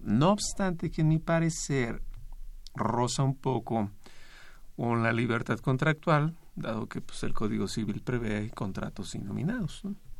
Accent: Mexico; como mexicano

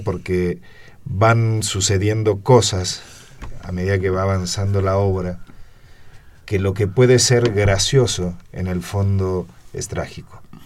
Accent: Buenos Aires Province, Argentina; moved away as an adult; now in Mexico; yo soy mexicano por adopción. O sea, mi origen, este, yo vengo de Argentina tengo casi 30 años aquí

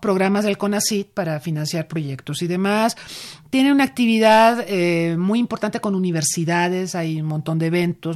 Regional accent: Mexico; como Estado mexicano

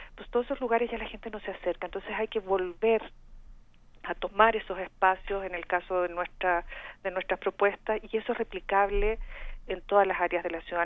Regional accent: Chile; accent: Chilean; moved away as an adult; now in Mexico; tengo este acento chileno porque soy chilena de origen

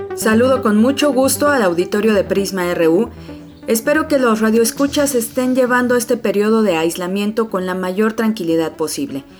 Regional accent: Mexico; los mexicanos

